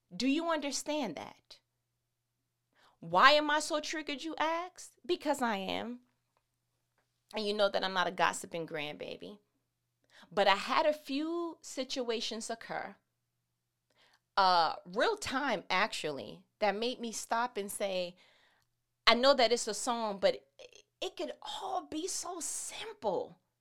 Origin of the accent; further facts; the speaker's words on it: New York, United States; I'm from New York